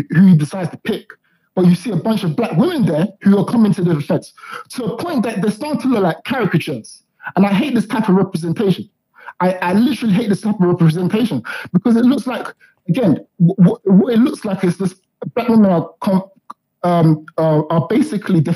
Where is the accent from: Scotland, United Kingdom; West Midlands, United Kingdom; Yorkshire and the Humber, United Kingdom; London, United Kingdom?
London, United Kingdom; Croydon; I'm from Croydon